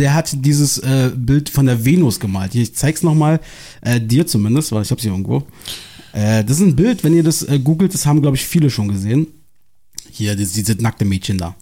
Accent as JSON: {"language": "German", "region": "Berlin", "country": "Germany", "said": "meiner Heimat äh, wieder optisch auch ein bisschen treuer, wo ich herkomme hier. Aus dem Osten von Berlin"}